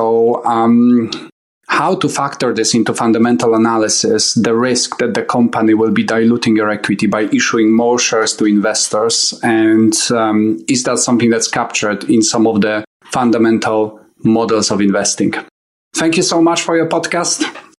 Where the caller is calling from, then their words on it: United Kingdom; I'm calling you from United Kingdom.